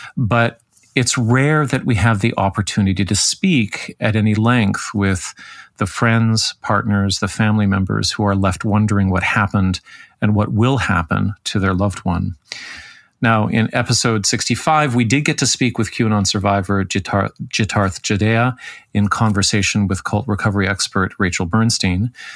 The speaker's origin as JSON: {"language": "English", "town": "Toronto", "region": "Ontario", "country": "Canada", "tie": "born or raised there", "said": "my hometown of Toronto"}